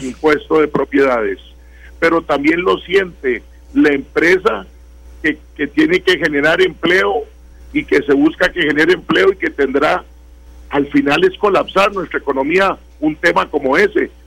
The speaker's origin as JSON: {"language": "Spanish", "country": "Costa Rica", "said": "todos somos costarricenses"}